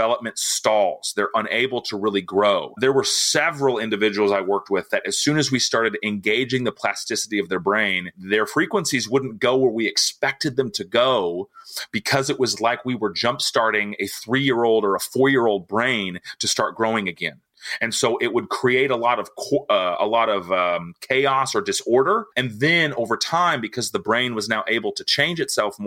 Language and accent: English; Nixa, Missouri, United States; born or raised there; also born or lived in Tulsa, Oklahoma